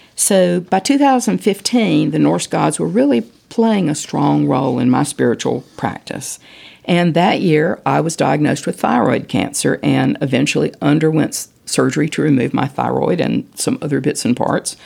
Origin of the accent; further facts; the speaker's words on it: Winston-Salem, North Carolina, United States; I was born in Winston-Salem